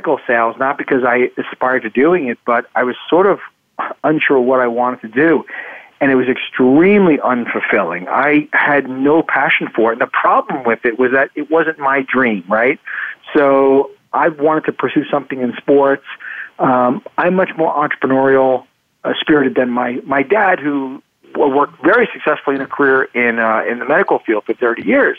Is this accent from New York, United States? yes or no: yes; New York City, New York, United States; also born or lived in Queens / Long Island; I grew up in New York, in New York City.